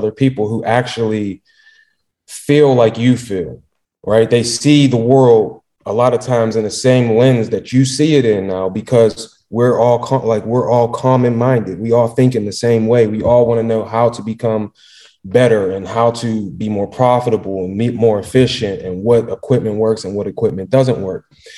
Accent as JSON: {"language": "English", "town": "Pittsburgh", "region": "Pennsylvania", "country": "United States", "said": "I'm from Pittsburgh"}